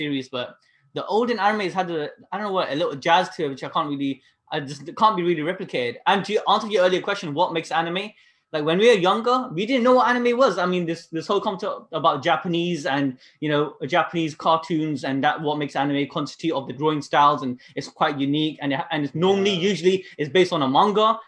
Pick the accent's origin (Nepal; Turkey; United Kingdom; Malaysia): United Kingdom; now in Yuma, United States; So I'm technically from UK